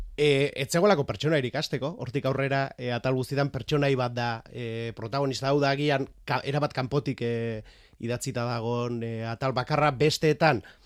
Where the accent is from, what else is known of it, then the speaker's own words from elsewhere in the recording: Beasain, Basque Country, Spain; behin Beasaindarra naiz